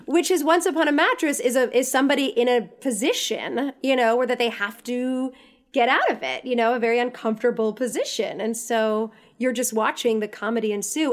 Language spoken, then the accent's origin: English; the Catskills, New York, United States; I'm from New York, I'm from the Catskills